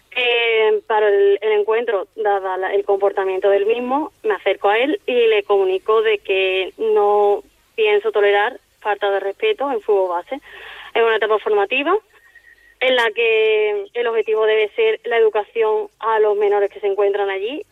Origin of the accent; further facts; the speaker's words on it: Seville, Andalusia, Spain; moved away as an adult; now in Palma de Mallorca, Spain; Soy de Sevilla